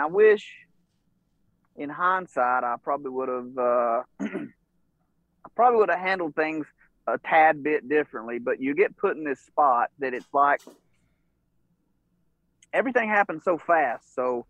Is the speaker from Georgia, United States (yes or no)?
yes; Georgia, United States; I'm from North Georgia, which, you know, I'm probably, as a crow flies, probably 2 hours from Knoxville or something like